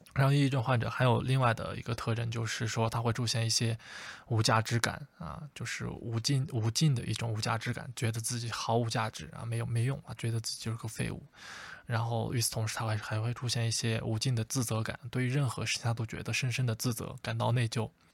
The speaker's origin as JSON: {"language": "Chinese", "country": "China", "said": "我们中国人常说我们中国人会上火"}